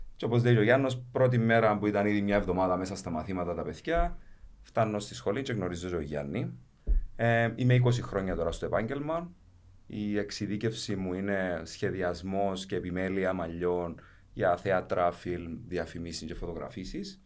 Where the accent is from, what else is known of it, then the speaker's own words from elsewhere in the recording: Paphos, Paphos District, Cyprus; now in Nicosia, Cyprus; κατάγομαι αρχικά από την Πάφο. Είμαι στη Λευκοσία τα τελευταία, να λέγα, 20 χρόνια τώρα